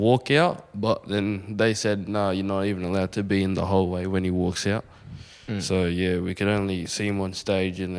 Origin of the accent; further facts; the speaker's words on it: Umina, New South Wales, Australia; lived right in Yamana my whole life, pretty much